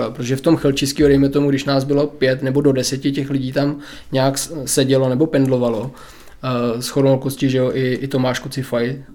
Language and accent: Czech; Havlíčkův Brod, Vysočina Region, Czechia; moved away as an adult; also born or lived in Most; now in České Budějovice, Czechia; A já nejsem Budějčák. uh Já jsem původně z Mostu, ale potom jsem se přestěhoval s našima poblíž Havlíčka Brodu, střední mám z hlavy a pak jsem se přesunul sem na, na jich.